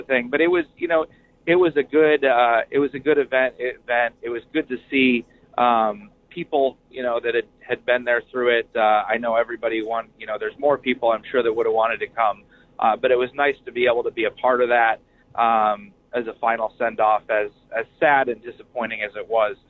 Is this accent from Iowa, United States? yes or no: yes; Iowa, United States; I'm from Iowa.